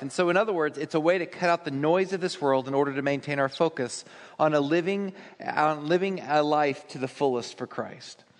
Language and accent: English; Texas, United States; I'm a Texan